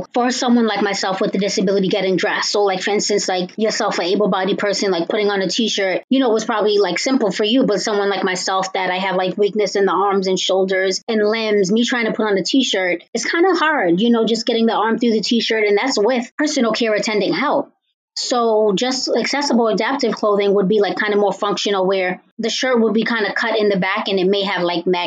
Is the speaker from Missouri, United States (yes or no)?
no; Cambridge, Massachusetts, United States; I am from Cambridge, Massachusetts.